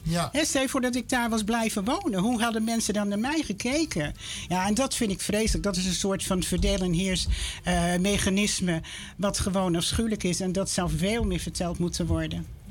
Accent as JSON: {"language": "Dutch", "town": "Amsterdam", "region": "North Holland", "country": "Netherlands", "tie": "born or raised there", "moved": "yes", "lives_now": "Lelystad, Netherlands", "said": "ik ben opgegroeid in Amsterdam. Hartje Amsterdam inderdaad."}